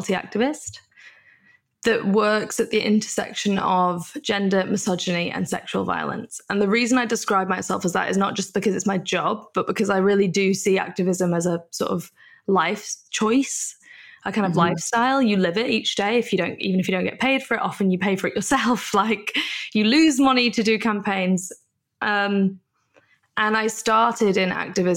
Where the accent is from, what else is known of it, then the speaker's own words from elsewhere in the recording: a small town in the north of England, United Kingdom; moved away as an adult; also born or lived in London; now in Melbourne, Australia; I'm not from London. I'm from like a small town in the north of England